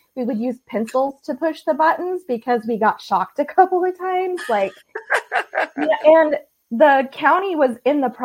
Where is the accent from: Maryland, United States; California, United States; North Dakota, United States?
California, United States; moved away as an adult; also born or lived in Southeast Georgia; I grew up in California, and when I was 21, had one of those, I don't really know what I want to do with my life moments. And so I moved to Southeast Georgia